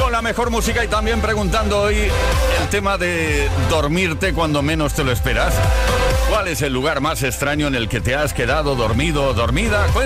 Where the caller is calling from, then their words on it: Zaragoza, Aragon, Spain; Soy … de Zaragoza. Yo el lugar más raro en el que me quedé dormido fue en un bafle. Era una, discoteca aquí en Zaragoza